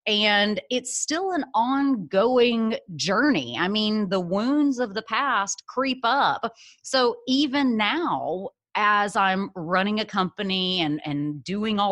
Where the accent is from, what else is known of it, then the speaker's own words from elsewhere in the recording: Birmingham, Alabama, United States; moved away as an adult; also born or lived in San Francisco; I am originally from Birmingham, Alabama, was born in Alabama, raised there my whole life, all the way through college